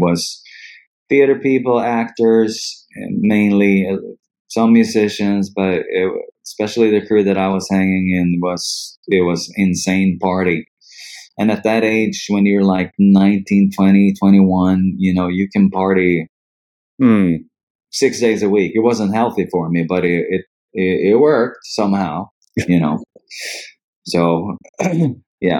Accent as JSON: {"language": "English", "region": "Dalarna County", "country": "Sweden", "tie": "born or raised there", "also_born_or_lived": "Stockholm", "said": "I was born in Stockholm, but I grew up about 50 kilometers north of here in a region or province called Dalarna. So when I was about 5, my mom and I ended up going back to where she was from."}